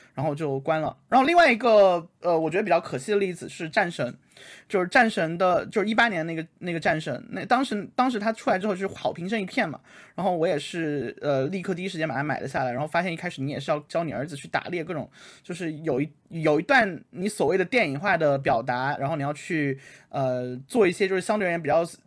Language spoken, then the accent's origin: Chinese; China; 毕竟我是一个算是边疆，边疆出生人